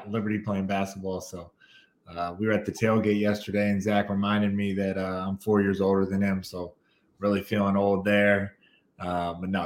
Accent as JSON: {"language": "English", "region": "Kentucky", "country": "United States", "tie": "born or raised there", "said": "growing up in Kentucky"}